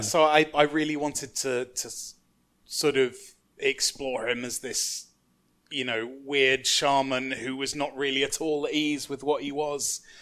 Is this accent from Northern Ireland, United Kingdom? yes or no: no; London, United Kingdom; I grew up in London, um, like, in quite a manky bit of South East London